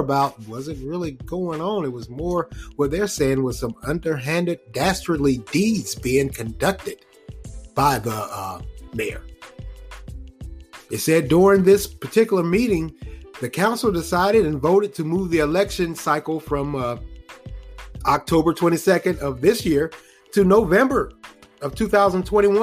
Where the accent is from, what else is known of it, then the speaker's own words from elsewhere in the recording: Raleigh, North Carolina, United States; the city of Raleigh, the capital city of North Carolina, my hometown